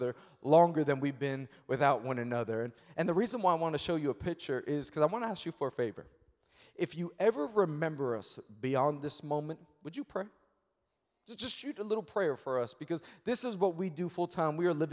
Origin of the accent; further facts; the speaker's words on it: New York City, New York, United States; I'm born and raised in Queens, New York